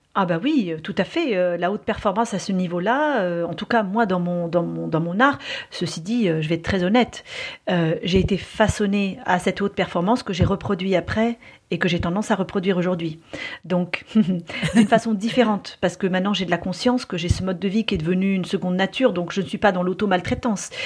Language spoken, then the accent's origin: French; France; chez nous en France